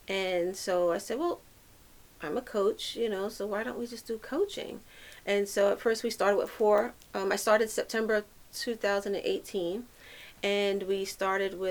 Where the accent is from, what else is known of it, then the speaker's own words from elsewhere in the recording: New York City, New York, United States; And I'm a New Yorker, and I've been in every urban community in New York City out of all five boroughs